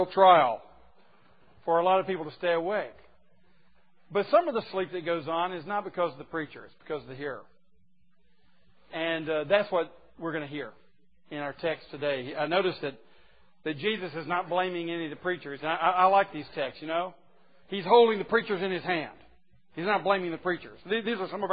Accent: the South, United States; I was born in the South and raised in the South

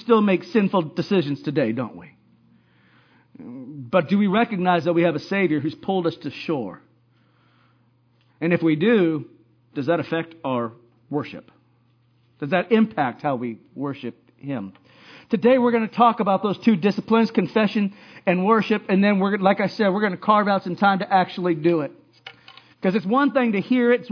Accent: Hawaii, United States; I growing up in Hawaii

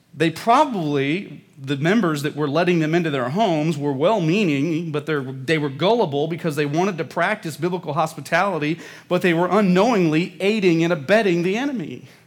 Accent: Midwest, United States; I was growing up in the Midwest

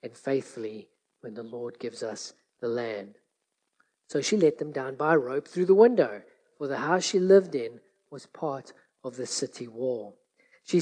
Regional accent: South Africa; growing up in South Africa

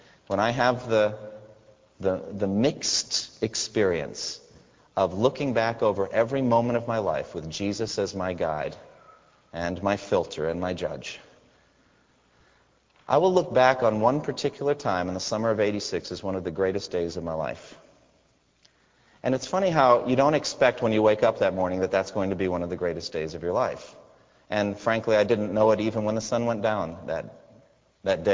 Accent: United States; Being an American there

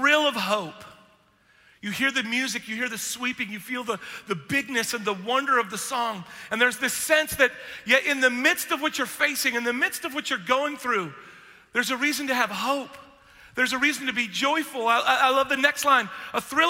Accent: Pacific Northwest, United States; I grew up in the Pacific Northwest on a little island where there's very little ambient light

